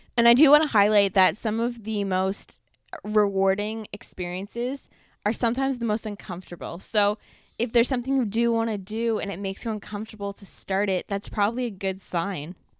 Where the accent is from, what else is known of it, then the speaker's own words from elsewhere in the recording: Ontario, Canada; Trevor and I just happen to be from Ontario